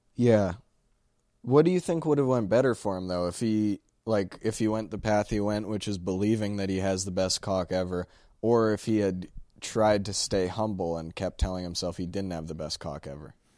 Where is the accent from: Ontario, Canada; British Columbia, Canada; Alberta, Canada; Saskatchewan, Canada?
Alberta, Canada; Sherwood Park; We're from Sherwood Park